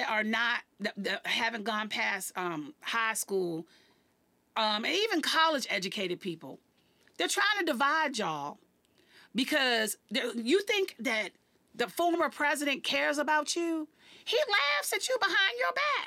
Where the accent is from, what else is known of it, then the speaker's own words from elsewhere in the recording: Washington, District of Columbia, United States; here in my hometown